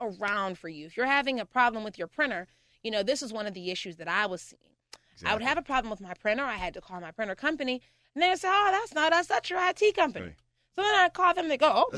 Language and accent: English; Pittsburgh, Pennsylvania, United States; also born or lived in Murrysville, Pennsylvania; I was living in Murrysville, right in Murrysville. I'm a heart from the Pittsburgh girl. I graduated from Oakland Catholic